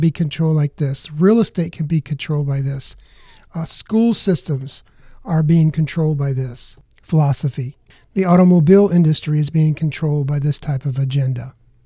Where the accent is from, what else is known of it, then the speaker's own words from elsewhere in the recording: United States; as American consumers